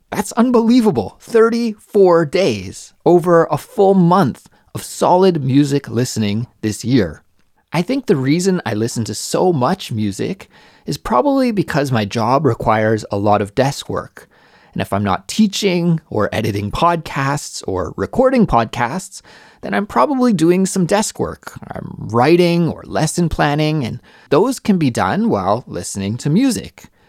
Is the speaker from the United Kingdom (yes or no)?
no; Canada; Canada, my home country